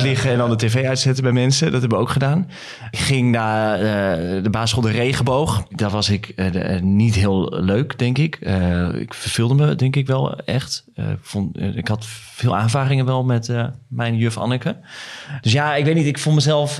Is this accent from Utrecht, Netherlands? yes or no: no; Emmen, Drenthe, Netherlands; moved away as an adult; also born or lived in Hilversum; Ik kwam inderdaad uit Emmen en... 23, eh, ging naar Hilversum.